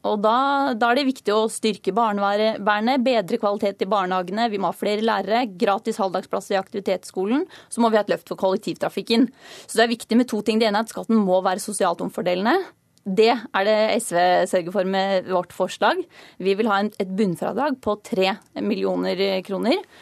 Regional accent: Hedmarken, Innlandet, Norway; moved away; Jeg kom fra Hedmarkene, hvor jeg vokste opp da jeg var yngre

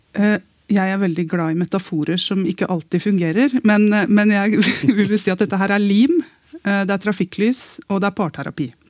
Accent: Eastern Norway, Norway; Jeg sitter her som østlending

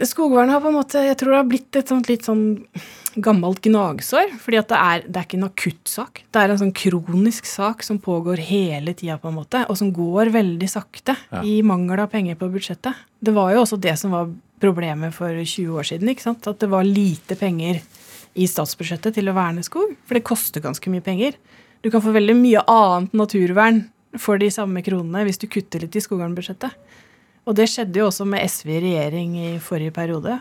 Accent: Vestfold, Norway; jeg kommer jo fra Vestfold og er vokst opp i skauen.

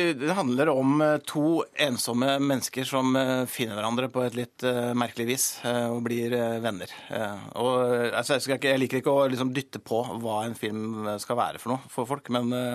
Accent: Gol, Buskerud, Norway; jeg kommer fra Gol og har vokst opp på et hotell

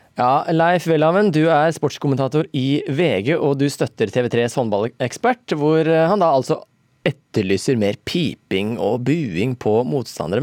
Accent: Norway; ute på Sigrud, der jeg er fra

